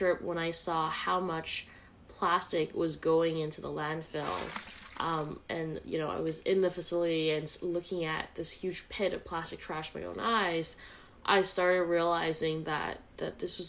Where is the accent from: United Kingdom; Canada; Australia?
Canada; Vancouver, British Columbia; I grew up in Vancouver, Canada, where nature is always a big part of my upbringing.